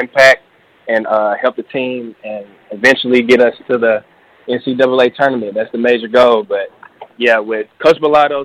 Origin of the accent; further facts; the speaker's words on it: Memphis, Tennessee, United States; also born or lived in Conway, Arkansas; I'm from Memphis, and I got family, all my family's in Memphis